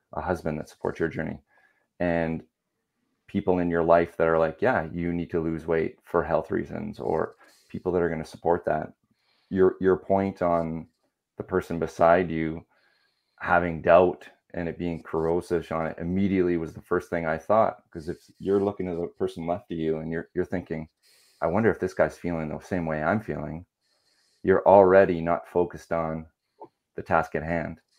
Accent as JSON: {"language": "English", "region": "Ontario", "country": "Canada", "also_born_or_lived": "United Kingdom / Wales", "moved": "yes", "lives_now": "Langley, Canada", "said": "I'm originally from Ontario, but live in uh, Langley, BC now"}